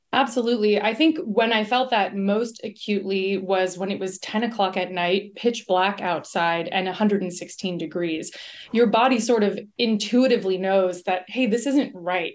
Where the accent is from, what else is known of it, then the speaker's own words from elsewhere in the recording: Miami, Florida, United States; now in Los Angeles, United States; I grew up in Miami. I have lived in Los Angeles for a long time